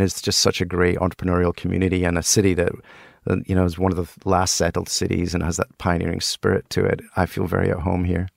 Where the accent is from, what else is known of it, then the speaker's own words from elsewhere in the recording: Helensburgh, Scotland, United Kingdom; moved away; also born or lived in Broughty Ferry, Scotland; I grew up in Scotland